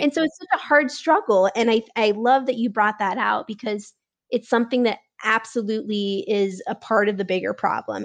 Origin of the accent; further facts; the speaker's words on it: Nebraska, United States; now in Denver, United States; I grew up in Nebraska